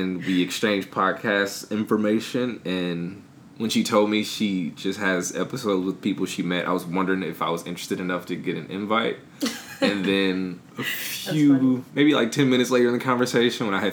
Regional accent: Flint, Michigan, United States; moved away as an adult; also born or lived in Pittsburgh, Pennsylvania; now in Washington, D.C. area, United States; I am originally from Flint, Michigan

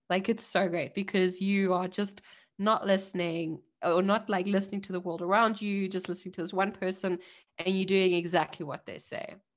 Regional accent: South Africa; now in Germany; I'm a South African immigrant in Germany

